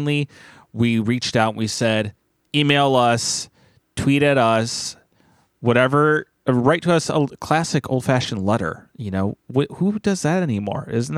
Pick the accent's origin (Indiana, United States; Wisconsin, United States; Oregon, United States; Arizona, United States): Wisconsin, United States; now in California, United States; it's been exciting living in California like I always dreamed of since I was a kid. The problem is, I'm from Wisconsin, and though I know it's summer here, I can't help but miss the seasons.